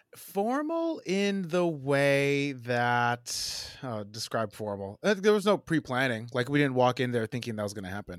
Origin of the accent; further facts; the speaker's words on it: New Jersey, United States; moved away as an adult; also born or lived in Portland, Oregon; now in Brooklyn, United States; born in New Jersey, uh, kinda born and raised